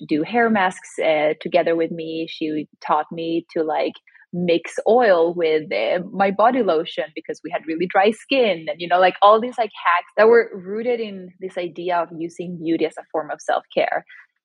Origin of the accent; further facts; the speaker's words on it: Sweden; now in New York City, United States; I grew up in Sweden, but both my parents are from Chile